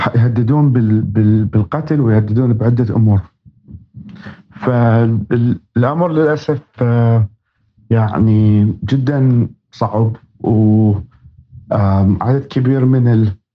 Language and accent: Arabic; Baghdad, Baghdad Governorate, Iraq; now in United States; أصلي من مواليد آه، محافظة بابل في وسط العراق وربيت في العاصمة بغداد